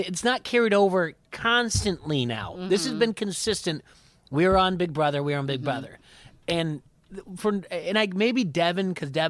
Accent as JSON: {"language": "English", "region": "the South", "country": "United States", "said": "We're from the South. We just, come on."}